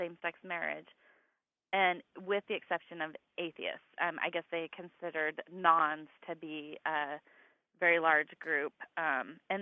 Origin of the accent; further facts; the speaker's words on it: Wyoming, United States; I grew up in Wyoming